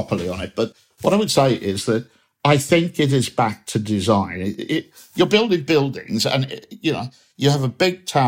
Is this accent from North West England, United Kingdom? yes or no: yes; Manchester, North West England, United Kingdom; I'm one speaker as a Mancunian